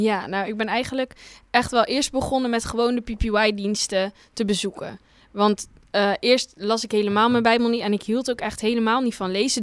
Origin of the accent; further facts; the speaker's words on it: Terneuzen, Zeeland, Netherlands; ik kom uit Terneuzen, uit Zeeland